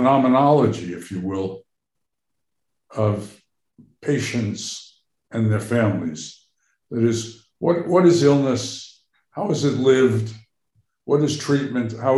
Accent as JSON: {"language": "English", "region": "New York", "country": "United States", "tie": "born or raised there", "also_born_or_lived": "Boston", "moved": "as an adult", "lives_now": "Cambridge, United States", "said": "I grew up in New York, and many of my interests are those that came out of being a New Yorker."}